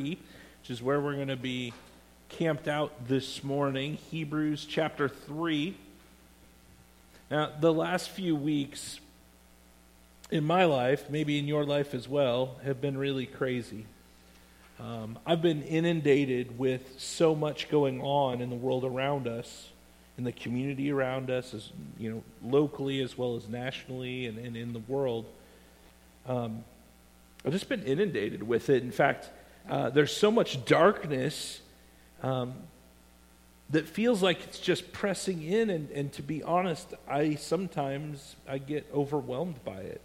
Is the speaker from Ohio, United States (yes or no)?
no; Iowa, United States; When I was a child growing up in Iowa